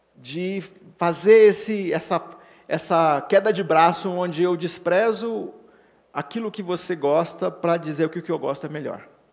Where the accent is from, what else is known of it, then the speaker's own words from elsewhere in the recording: Paraná, Brazil; accent: paranaense; o pare é coisa de paranaense, né? O meu sotaque